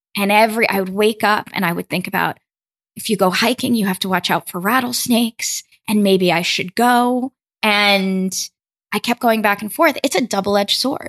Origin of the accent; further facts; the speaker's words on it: New York City, New York, United States; I grew up in Brooklyn, New York.